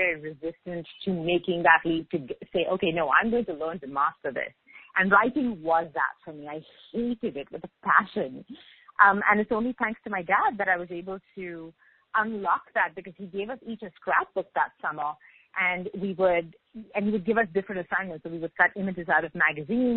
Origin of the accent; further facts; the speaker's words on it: Mumbai, Maharashtra, India; moved away as an adult; also born or lived in Singapore; now in Montreal, Canada; I grew up in Mumbai